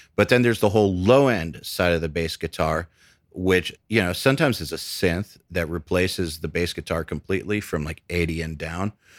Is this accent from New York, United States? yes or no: no; Atlanta, Georgia, United States; also born or lived in Cleveland, Ohio; I was born in Cleveland, and then we moved to Atlanta